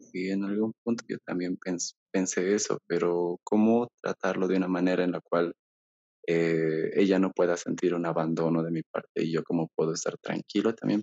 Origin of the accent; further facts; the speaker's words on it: Bolivia; yo soy de Bolivia